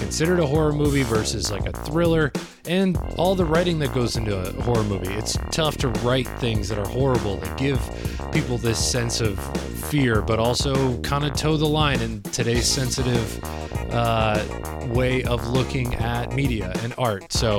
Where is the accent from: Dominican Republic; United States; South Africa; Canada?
United States; Midwest; now in New York City, United States; I'm from the Midwest.